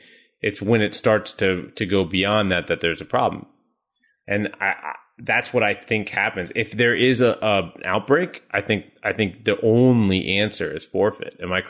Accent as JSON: {"language": "English", "town": "Orlando", "region": "Florida", "country": "United States", "tie": "born or raised there", "said": "My hometown, baby. Orlando."}